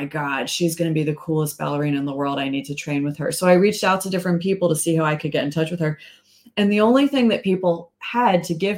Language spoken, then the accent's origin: English; Philadelphia, Pennsylvania, United States; moved away; I grew up in Philly